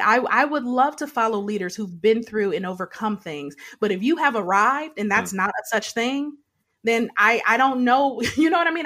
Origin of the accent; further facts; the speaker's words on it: Detroit, Michigan, United States; when I was a child, so I grew up in Detroit